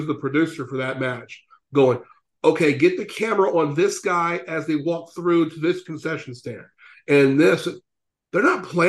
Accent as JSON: {"language": "English", "region": "Louisiana", "country": "United States", "said": "you're from Kansas City, I'm from Louisiana."}